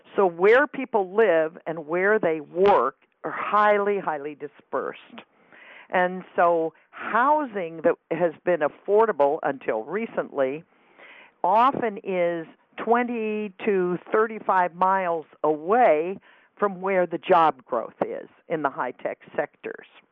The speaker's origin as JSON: {"language": "English", "region": "California", "country": "United States", "tie": "born or raised there", "said": "I grew up in California, but I grew up in a town where everybody went to the same high school"}